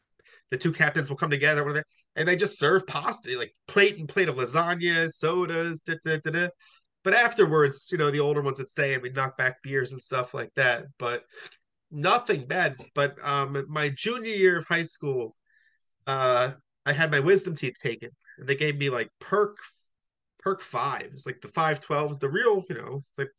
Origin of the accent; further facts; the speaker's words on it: Hamilton, New Jersey, United States; also born or lived in Trenton, New Jersey / Freehold, New Jersey / Newburgh, New York; now in Forked River, United States; I'm in Forked River right now. I'm in a sober living house. But I'm from Hamilton, born in Trenton.